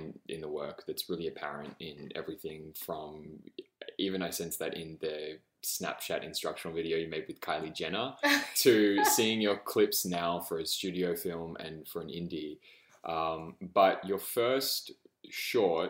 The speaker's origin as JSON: {"language": "English", "country": "Australia", "said": "I'm an Australian."}